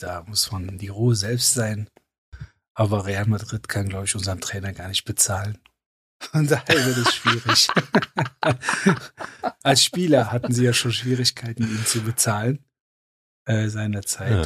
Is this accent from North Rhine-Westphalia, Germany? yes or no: yes; Cologne, North Rhine-Westphalia, Germany; ich komme aus Köln.